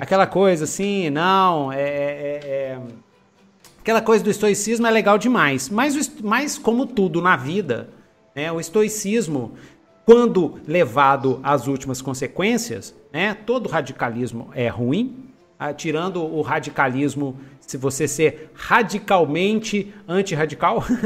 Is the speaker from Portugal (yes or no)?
no; Brazil; Nós somos brasileiros